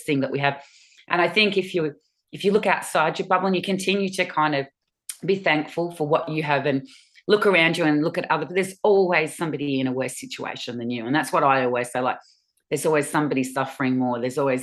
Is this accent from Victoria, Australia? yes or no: yes; Springvale, Victoria, Australia; we grew up in Springvale